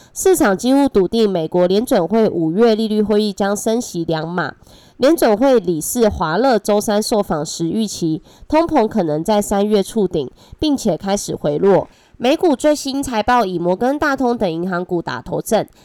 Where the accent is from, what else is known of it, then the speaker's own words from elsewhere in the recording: Taiwan; accent: Taiwanese Mandarin; 我是台湾国语界最正的俏妞